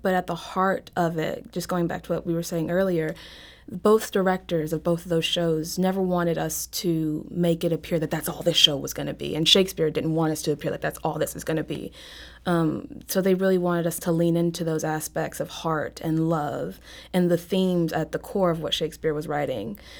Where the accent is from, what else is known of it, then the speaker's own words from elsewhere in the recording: Mobile, Alabama, United States; moved away; I grew up in Mobile